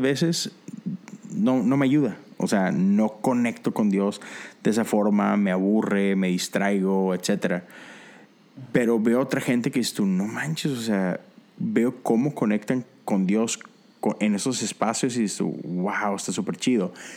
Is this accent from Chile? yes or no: no; Mexico; como mexicano